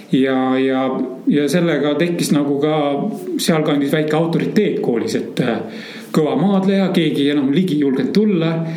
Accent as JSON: {"language": "Estonian", "town": "Vändra", "region": "Pärnu County", "country": "Estonia", "tie": "born or raised there", "also_born_or_lived": "Turkey / Egypt / Asia", "moved": "yes", "said": "minu ema kasvatas mind ja mu vanemat õde üksinda ja me elasime põhimõtteliselt Pärnumaal, Vändra metsas"}